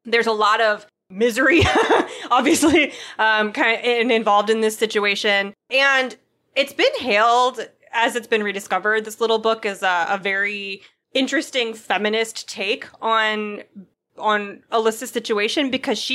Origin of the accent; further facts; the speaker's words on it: Venezuela; English is a second language; I'd not mentioned before, but I'm originally from Venezuela, and though my country hasn't gone through a civil war in the strict sense